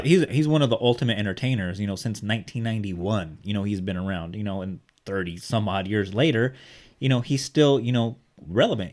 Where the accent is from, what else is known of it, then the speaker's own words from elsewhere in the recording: Bakersfield, California, United States; Art and I both grew up in the hood. We grew up in East Bakersfield.